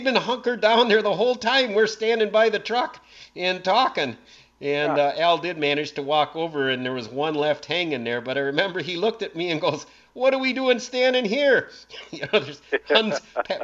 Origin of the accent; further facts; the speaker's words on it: Brown County, Wisconsin, United States; growing up in Brown County